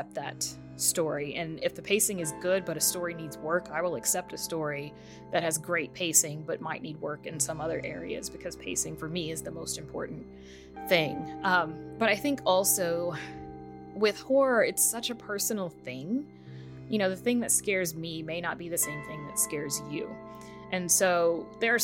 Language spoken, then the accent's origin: English; United States; us as Americans